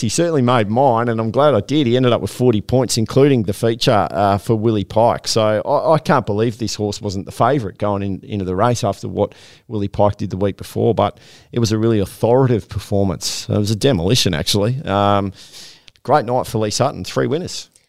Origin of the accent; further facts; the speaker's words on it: Queensland, Australia; as a Queenslander